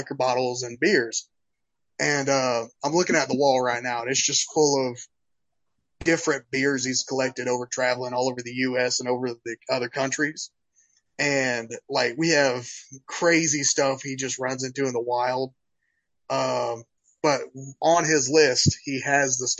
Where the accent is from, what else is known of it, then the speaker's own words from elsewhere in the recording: Enigma, Georgia, United States; also born or lived in Tifton, Georgia / Treasure Coast, Florida; moved to a little town called Enigma, Georgia